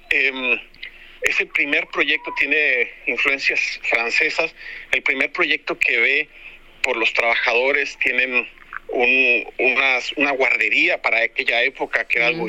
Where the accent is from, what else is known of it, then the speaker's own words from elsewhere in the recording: Mexico; also born or lived in Spain; yo soy mexicano